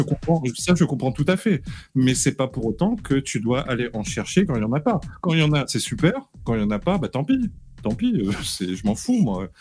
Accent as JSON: {"language": "French", "country": "Réunion", "said": "Je suis réunionnais"}